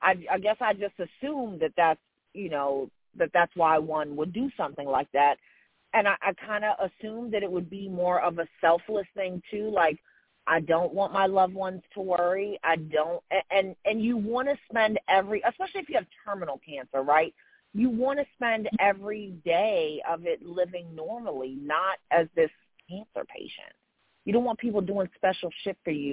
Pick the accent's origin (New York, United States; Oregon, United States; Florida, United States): New York, United States; New York City; I'm from Jamaica, Queens, too, boo. We're from the same hood